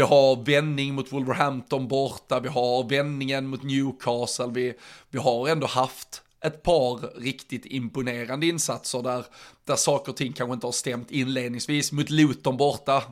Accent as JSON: {"language": "Swedish", "region": "Skåne", "country": "Sweden", "said": "som skåning"}